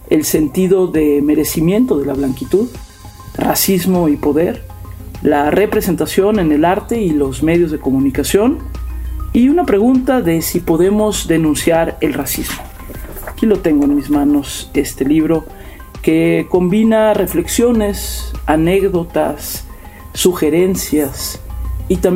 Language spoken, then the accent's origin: Spanish; Mexico; algunas escenas muy cotidianas del racismo en mi país.